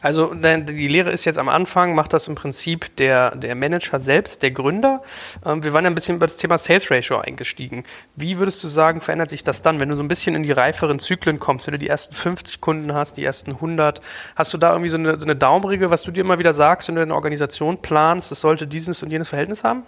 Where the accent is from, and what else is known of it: Germany